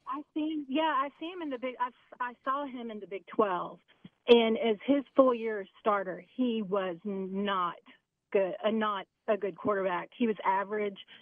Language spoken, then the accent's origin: English; Cajun, Louisiana, United States; accent: Cajun; my Cajun accent